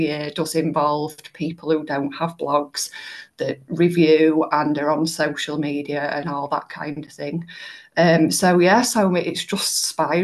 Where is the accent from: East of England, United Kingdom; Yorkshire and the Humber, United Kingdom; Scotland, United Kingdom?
Yorkshire and the Humber, United Kingdom; people know me as a Yorkshire lass